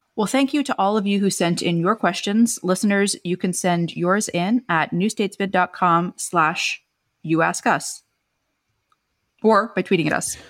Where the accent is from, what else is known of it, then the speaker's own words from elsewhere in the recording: United States; as an American